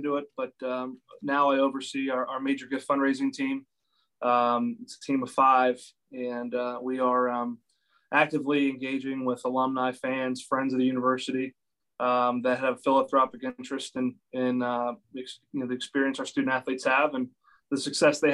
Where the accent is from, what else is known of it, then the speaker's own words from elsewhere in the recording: Central Pennsylvania, United States; as a freshman from Central PA